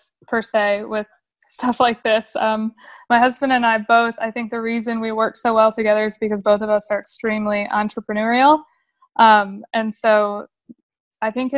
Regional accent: Grand Rapids, Michigan, United States; moved away as an adult; now in Texas, United States; I'm originally from Grand Rapids, Michigan.

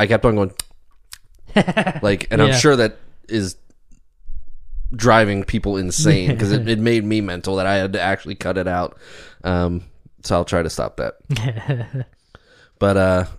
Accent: Ellicott City, Maryland, United States; I grew up in Maryland, Ellicott City, Baltimore, like, never had this issue.

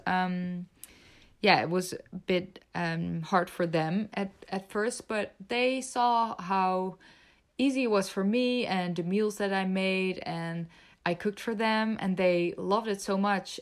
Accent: Netherlands; also born or lived in Belgium; I was born and raised in the Netherlands

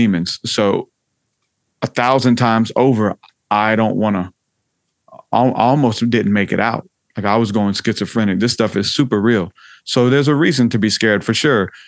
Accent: the South, United States; I'm from the South

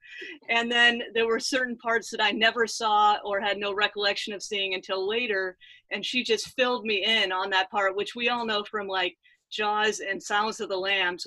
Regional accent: Southern California, United States; moved away; also born or lived in Franklin, Tennessee; I grew up in Southern California

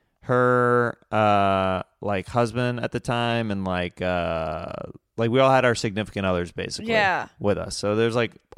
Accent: Kansas, United States; I'm from Kansas.

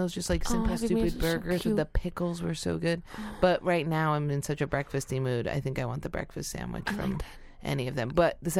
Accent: Ithaca, New York, United States; I grew up in Ithaca

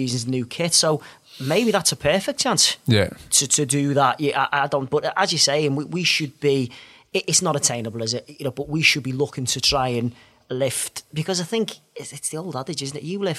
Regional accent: United Kingdom; whereas I think being British, it is a little bit different, isn't it?

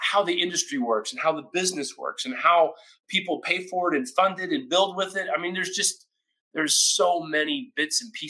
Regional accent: Oklahoma, United States; I grew up in Oklahoma

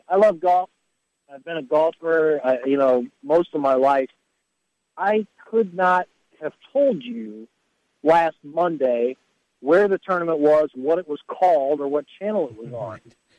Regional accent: Danville, Illinois, United States; my hometown, Danville, Illinois

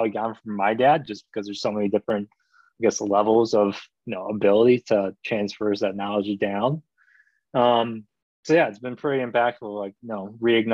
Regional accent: Michigan, United States; born or raised there; also born or lived in Korea

